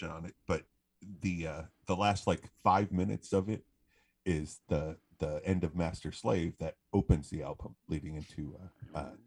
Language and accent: English; Franklin, United States; growing up in Franklin